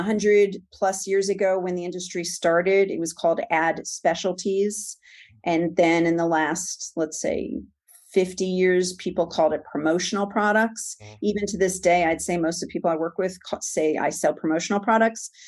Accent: New York, United States; moved away as an adult; also born or lived in Monsey, New York / Livingston, New Jersey / Long Island, New York / suburbs of Atlanta, Georgia; born and raised in New York

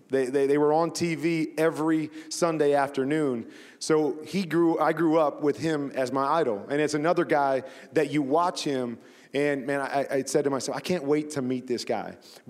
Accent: Iowa, United States; And then I grew up in Iowa, so we didn't have a pro sports team. So the closest team to us was the Chicago Bears.

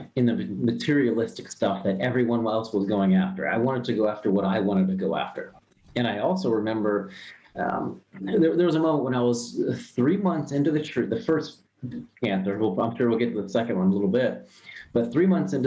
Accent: Ohio, United States; I'm born and raised in Ohio. I was a normal Midwest guy

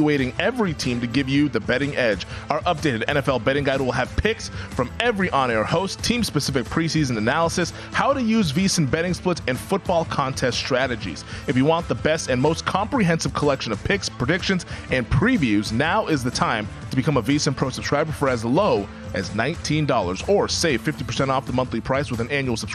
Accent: Seattle, Washington, United States; I'm from Seattle, Washington, meaning I root for the Washington Huskies

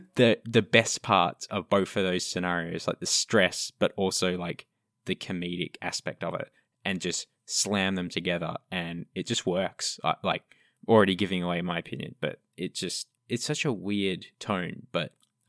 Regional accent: Australia; I'm allowed to say it. I'm Australian.

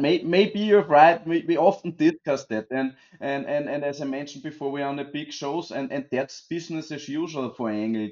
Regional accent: Austria; as you hear from me and from …, we are both from Austria

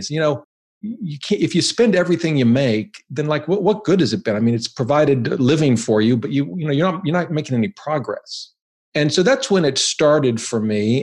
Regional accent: Ohio, United States; moved away as an adult; also born or lived in Boston; now in Virginia, United States; I grew up in Ohio

